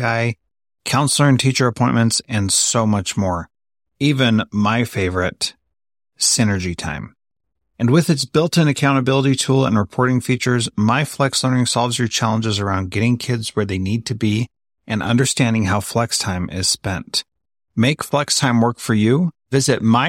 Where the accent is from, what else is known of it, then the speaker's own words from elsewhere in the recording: California, United States; I grew up in California